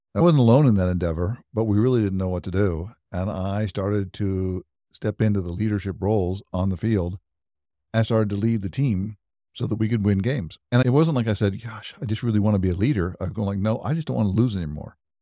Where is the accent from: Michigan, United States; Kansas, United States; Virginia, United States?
Kansas, United States; Wichita; also born or lived in Europe; now in Overland Park, United States; I was born and raised in Wichita, Kansas, so I'm, I'm a Kansas native